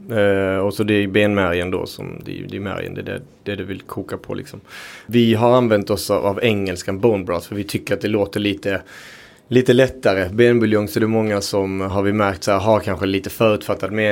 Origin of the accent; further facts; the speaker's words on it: Uruguay; now in Sweden; Eh, jag kom från Uruguay från början. Vi har en väldigt stark eh, liksom, köttkultur. Men vi äter också allt på djuret.